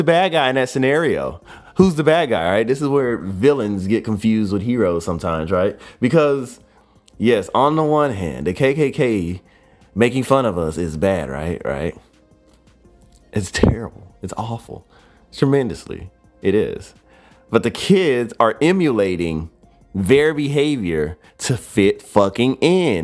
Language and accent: English; United States; I am American to the fucking T